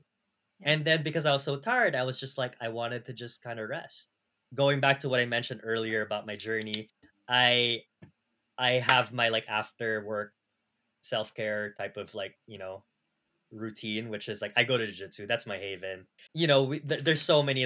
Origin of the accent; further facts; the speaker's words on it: California, United States; now in New York City, United States; I'm from California